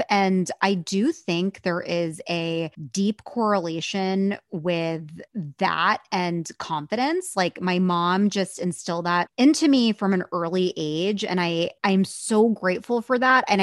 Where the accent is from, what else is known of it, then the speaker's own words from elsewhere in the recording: India; I mean, I'm Indian. Like I was told I needed to be a doctor or a lawyer.